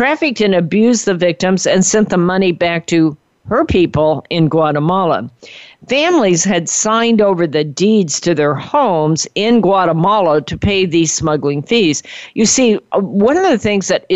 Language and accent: English; California, United States; I'm from California